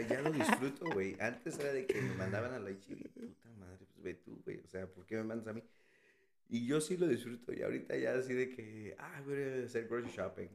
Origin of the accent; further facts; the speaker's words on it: Mexico City, Mexico; moved away as an adult; also born or lived in Texas; now in United States; Soy de, bueno, nací en la Ciudad de México